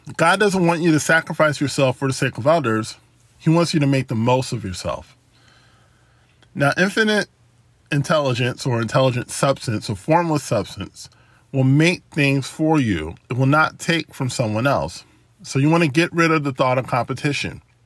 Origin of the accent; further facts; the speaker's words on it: United States; being born in the United States and, and being an American citizen